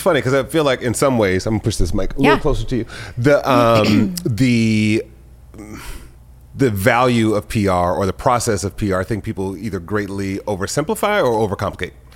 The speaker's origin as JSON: {"language": "English", "town": "Detroit", "region": "Michigan", "country": "United States", "tie": "born or raised there", "moved": "yes", "lives_now": "Los Angeles, United States", "said": "I grew up in Detroit"}